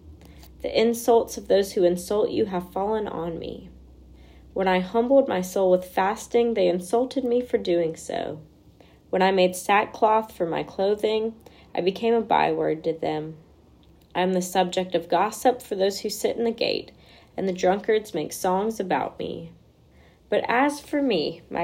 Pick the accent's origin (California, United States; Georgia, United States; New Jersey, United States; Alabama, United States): Alabama, United States; Birmingham; also born or lived in Jackson, Mississippi; I grew up in the Birmingham area